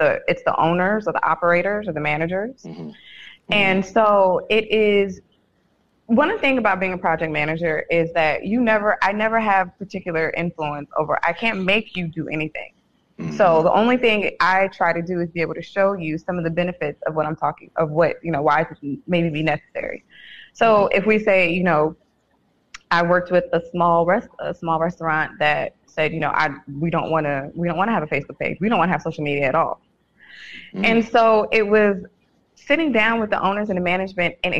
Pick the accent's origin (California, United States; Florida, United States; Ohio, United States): California, United States; San Francisco; moved away; born and raised in San Francisco